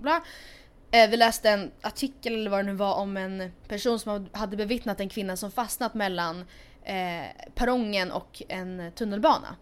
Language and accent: Swedish; Sweden; also born or lived in Stockholm; Två simpla influencers från Sweden